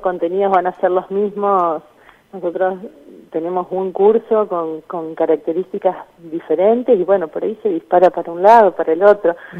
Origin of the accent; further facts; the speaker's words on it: Gálvez, Santa Fe, Argentina; Yo soy de Galvez, una población de 25.000 habitantes